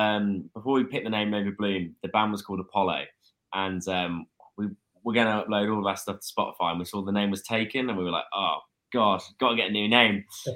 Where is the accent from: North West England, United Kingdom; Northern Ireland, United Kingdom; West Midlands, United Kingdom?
West Midlands, United Kingdom; Brewood; Tom and I, we're from Brood.